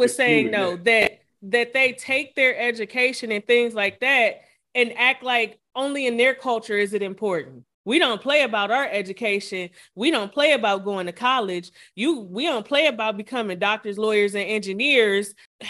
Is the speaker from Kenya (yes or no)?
no; Ghana; Well, I'm Ghanaian, so you don't do that to me.